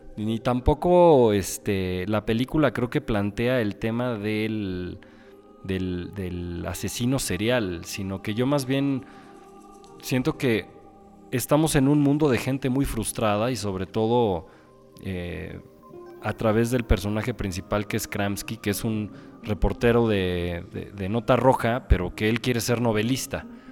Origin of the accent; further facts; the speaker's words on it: Mexico City, Mexico; los que somos chilangos